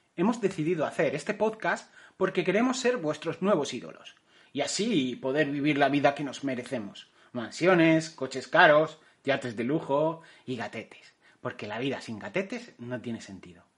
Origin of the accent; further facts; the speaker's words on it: Castilla-La Mancha, Spain; now in Catalonia, Spain; Yo nací y crecí en el centro de España, en Castilla-La Mancha.